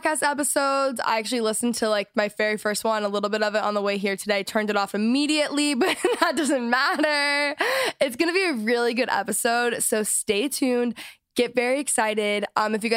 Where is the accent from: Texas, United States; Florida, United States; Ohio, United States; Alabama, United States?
Texas, United States; moved away; I'm from Texas